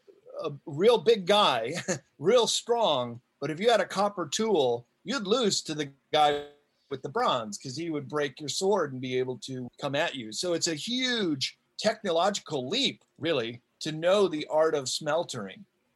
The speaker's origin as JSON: {"language": "English", "town": "Chicago", "region": "Illinois", "country": "United States", "tie": "born or raised there", "said": "I grew up in Chicago suburbs, northwest suburbs"}